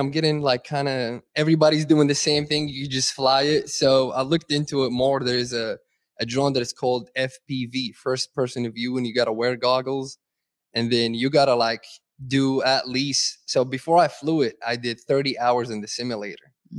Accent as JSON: {"language": "English", "country": "Saudi Arabia", "tie": "born or raised there", "moved": "yes", "said": "I grew up in Saudi"}